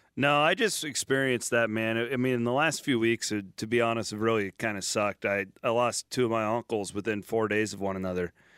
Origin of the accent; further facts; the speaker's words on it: small town Iowa, United States; I won't say only small town Iowa. I think just small town USA in general, but like five thousand people in my hometown